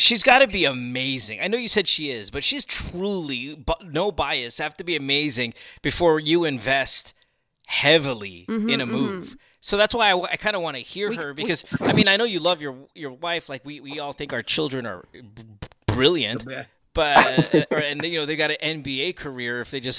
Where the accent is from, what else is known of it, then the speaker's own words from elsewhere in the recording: Philippines; we're a musical people